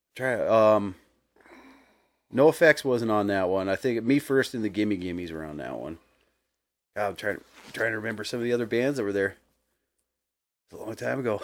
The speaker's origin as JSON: {"language": "English", "town": "Billings", "region": "Montana", "country": "United States", "tie": "born or raised there", "said": "growing up in Billings"}